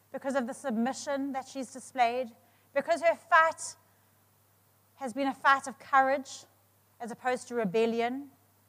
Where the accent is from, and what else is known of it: South Africa